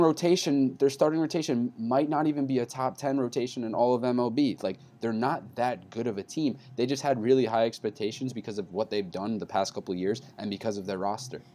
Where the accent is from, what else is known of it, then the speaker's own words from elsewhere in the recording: New York, United States; I'm from New York